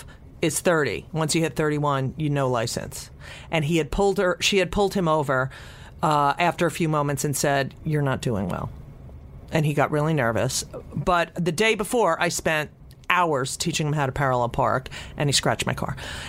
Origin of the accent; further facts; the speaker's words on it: New York City, New York, United States; I'm like, yeah, we're from New York City and miserable, like miserable, has not been touched.